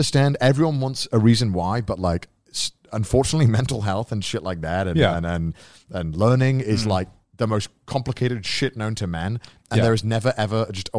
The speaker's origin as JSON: {"language": "English", "region": "Wales", "country": "United Kingdom", "tie": "born or raised there", "said": "went to a Welsh school, so I didn't really read English like ever. Mm-hmm. We learned everything in Welsh. I spoke in Welsh in school."}